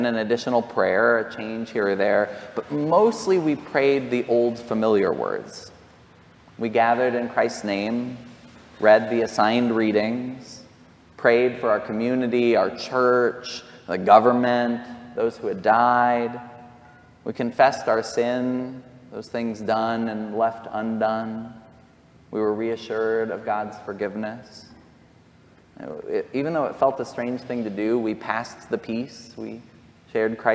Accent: near Columbine, Jefferson County, Colorado, United States; I grew up near Columbine.

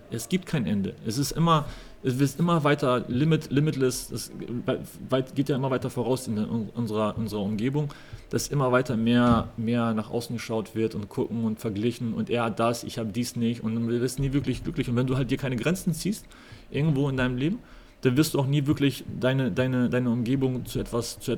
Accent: West Germany, Germany; also ich bin halt im Osten geboren, im Westen aufgewachsen, im Westen studiert und dann wieder in den Osten ähm, als Profi zu arbeiten

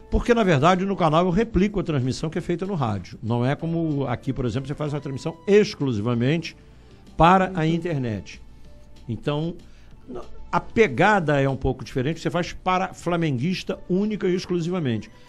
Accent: Juiz de Fora, Minas Gerais, Brazil; adoro a minha cidade natal, gosto, adoro Juiz de Fora. Juiz de Fora é meio que. Rio, né? É um subúrbio do Rio

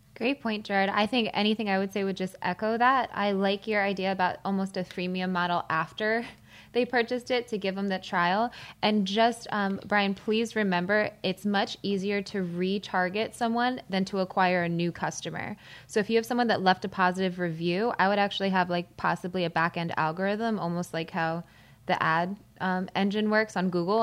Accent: Malvern, Pennsylvania, United States; I'm from Malvern, Pennsylvania, so prom was like an event there

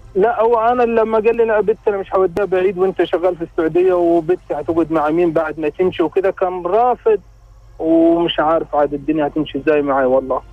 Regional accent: Upper Egypt, Egypt; moved away as an adult; now in Saudi Arabia; وعندنا في الصعيد

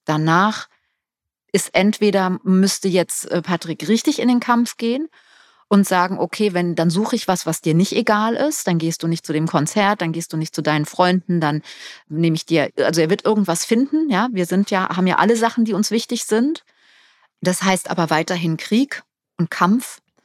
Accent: Germany; wir als Deutsche

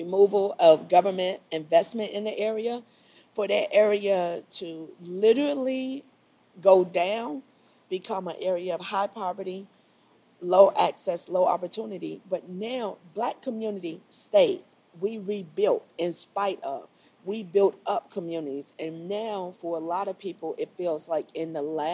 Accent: Miami, Florida, United States; moved away as an adult; now in Charlotte, United States; I grew up in Miami

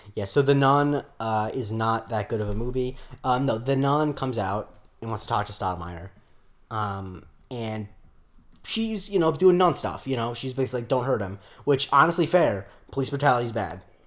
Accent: Florida, United States; also born or lived in Rockland County, New York; I'm from Florida

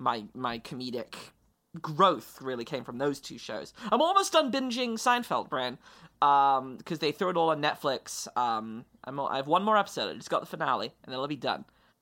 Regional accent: London, United Kingdom; obviously, I'm a British person, I'm from England, I'm from London, England

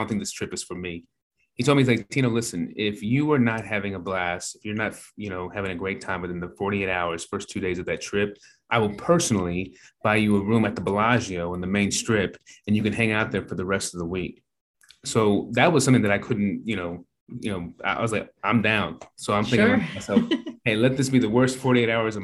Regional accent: Norman, Oklahoma, United States; I am from Norman, Oklahoma

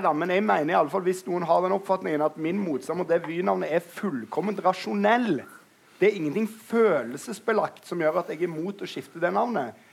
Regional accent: Stavanger, Rogaland, Norway; I Stavanger, der jeg kommer fra

